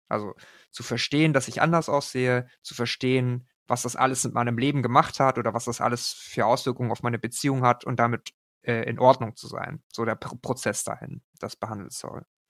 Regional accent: Germany; Meine Eltern kommen aus Korea. Ich bin aber in Deutschland geboren

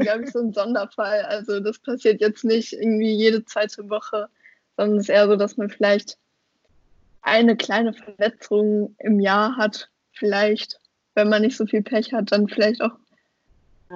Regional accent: Oberhausen, North Rhine-Westphalia, Germany; ich komme ja aus Oberhausen

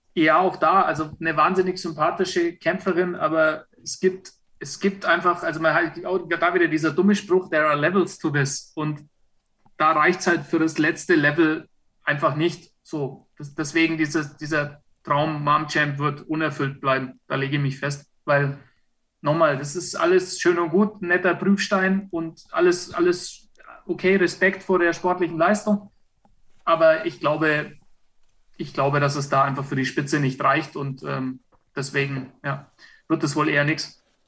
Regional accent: Franconia, Bavaria, Germany; ich bin Franke

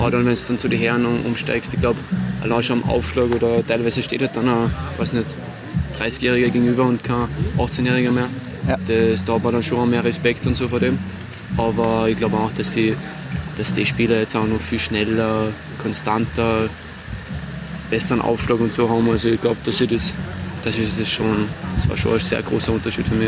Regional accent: Salzburg, Austria; in Salzburg, in meiner Heimat

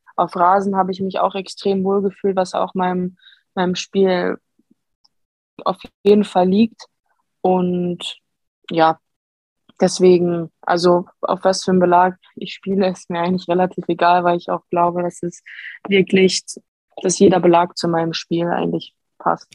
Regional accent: Dortmund, North Rhine-Westphalia, Germany; ich bin in Dortmund geboren

